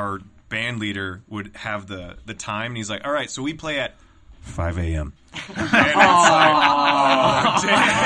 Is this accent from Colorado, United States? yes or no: yes; Durango, Colorado, United States; moved away; also born or lived in San Diego, California; I was born in San Diego, but I was raised in Colorado